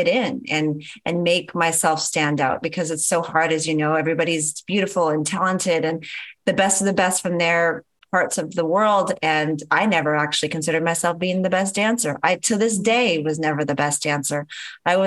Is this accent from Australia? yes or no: no; Canada; moved away as an adult; now in Los Angeles, United States; Because I'm Canadian, I had my O-1 visa, which is a whole nother process just to get the legal right to work as a Canadian in the US